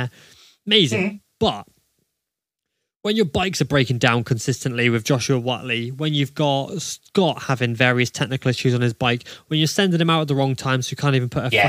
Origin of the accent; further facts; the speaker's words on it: United Kingdom; We're British